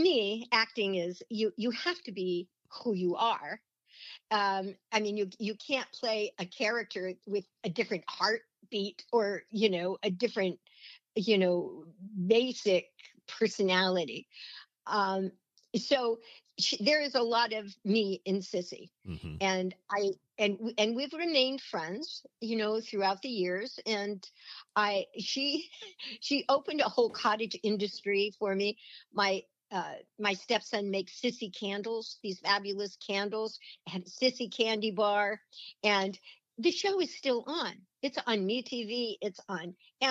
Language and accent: English; Long Beach, California, United States; also born or lived in Baldwin Hills, California / Beverly Hills, California; I'm a suburban girl, I was born in Long Beach and in California, and we lived in Baldwin Hills and we lived in Beverly Hills